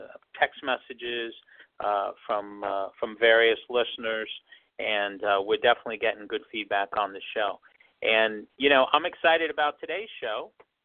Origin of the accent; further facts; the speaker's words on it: New York City, New York, United States; moved away; because I'm also from Washington Heights, born and raised. I grew up right by the old Wadsworth Hospital.